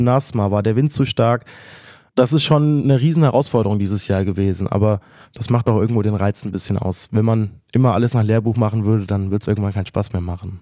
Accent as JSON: {"language": "German", "town": "Friedberg", "region": "Hesse", "country": "Germany"}